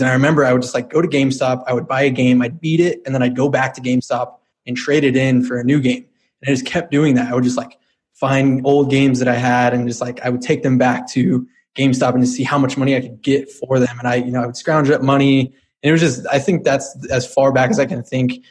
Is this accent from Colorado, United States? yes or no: yes; Brighton, Colorado, United States; I grew up in Colorado, born and raised in a little town called Brighton.